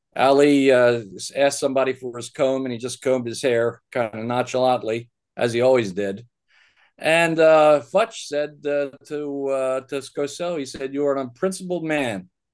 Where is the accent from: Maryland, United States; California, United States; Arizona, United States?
Maryland, United States; Baltimore; I grew up in Baltimore